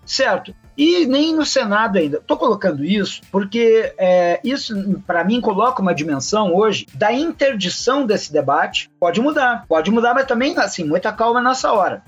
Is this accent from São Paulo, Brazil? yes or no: no; Rio Grande do Sul, Brazil; do meu estado natal, Rio Grande do Sul